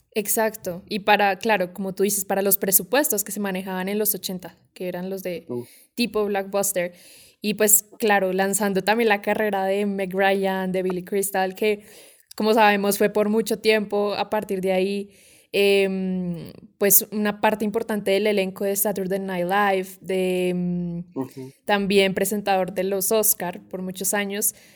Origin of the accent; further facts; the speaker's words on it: Colombia; nosotros acá en Colombia